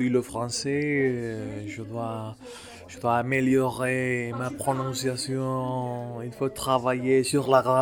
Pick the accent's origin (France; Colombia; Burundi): Colombia; French is a second language; moved away as an adult; je viens de Colombie, j'ai 45 ans.